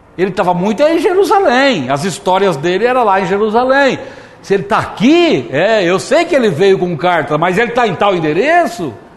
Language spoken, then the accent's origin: Portuguese; Brazil; eu sou do Brasil